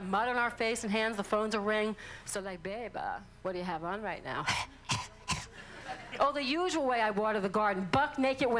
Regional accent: New Orleans, Louisiana, United States; I'm from New Orleans

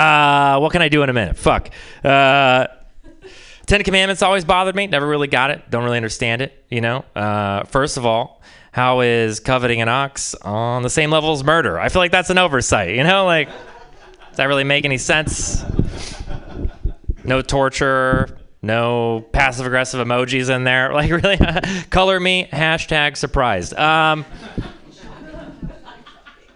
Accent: Texas, United States; I'm from Texas

